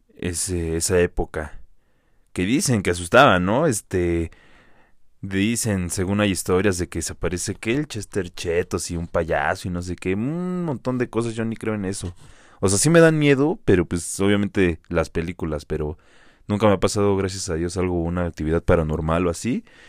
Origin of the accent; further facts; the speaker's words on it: Metepec, State of Mexico, Mexico; los que somos de aquí de Metepec, del Estado de México, de Toluca